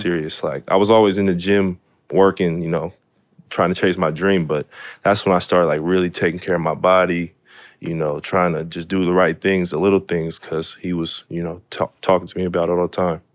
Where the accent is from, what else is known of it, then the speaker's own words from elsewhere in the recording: Seattle, Washington, United States; Really grew up, you know, in, my house is in the middle of the city. So just playing football in the city, playing basketball in the city, growing up in the city.